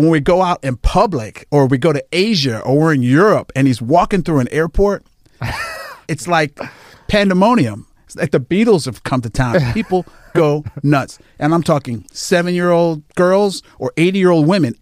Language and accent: English; Jamaica; I'm a Jamaican.